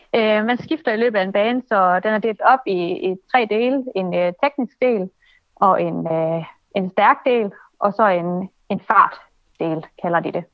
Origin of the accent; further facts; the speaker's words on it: Aalborg, North Denmark Region, Denmark; Jeg kommer fra Aalborg